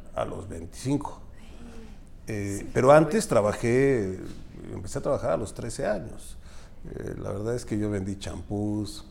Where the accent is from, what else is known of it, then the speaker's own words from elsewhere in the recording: Pachuca, Hidalgo, Mexico; also born or lived in Atotonilco de Tula, Hidalgo; yo recuerdo cuando llegué a Pachuca a los seis años, o sea, nací en Pachuca, nos fuimos para allá y luego regresé